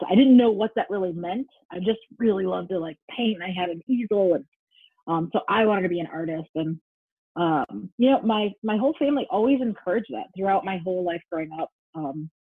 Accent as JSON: {"language": "English", "town": "Detroit", "region": "Michigan", "country": "United States", "said": "I'm originally from Detroit, Michigan"}